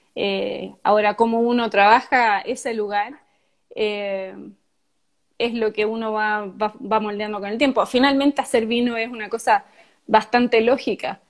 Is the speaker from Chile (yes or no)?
yes; southern Chile, Chile; yo nací en el, y viví siempre en el sur de Chile